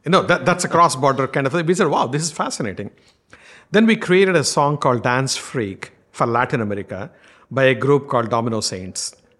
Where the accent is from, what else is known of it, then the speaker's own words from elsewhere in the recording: India; accent: strong Indian; my strong Indian accent